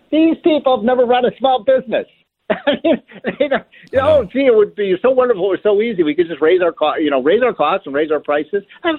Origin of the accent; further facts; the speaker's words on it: Chicago, Illinois, United States; I come from Chicago.